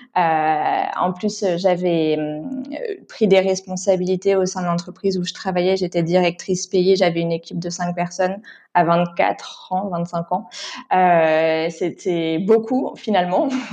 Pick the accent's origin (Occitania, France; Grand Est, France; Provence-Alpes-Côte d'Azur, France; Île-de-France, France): Île-de-France, France; Paris region; moved away as an adult; now in Istanbul, Turkey; j'ai grandi en région parisienne